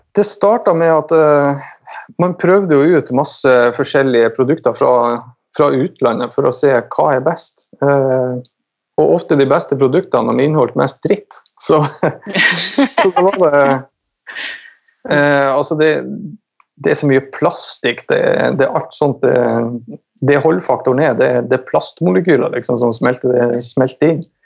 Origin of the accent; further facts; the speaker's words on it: Finnsnes, Troms, Norway; moved away; also born or lived in Tønsberg; jeg er fra Nord-Norge. Troms. Eh, Finnsnes